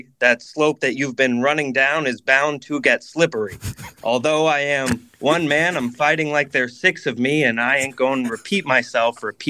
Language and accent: English; Newport Beach, California, United States; now in San Francisco, United States; I'm from Orange County, California.